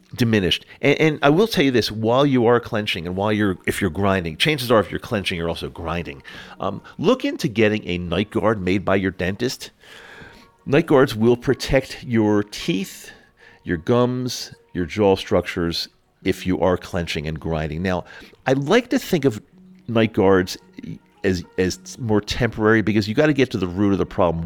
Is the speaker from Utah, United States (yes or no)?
yes; Utah, United States; my home state of Utah